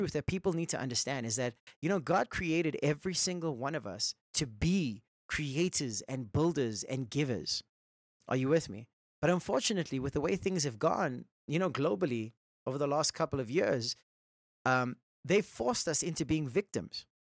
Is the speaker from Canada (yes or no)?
no; Johannesburg, Gauteng, South Africa; we're from South Africa, Johannesburg